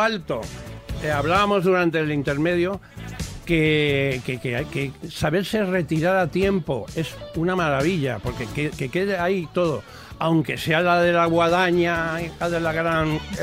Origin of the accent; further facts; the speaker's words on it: Castilla-La Mancha, Spain; mi tierra manchega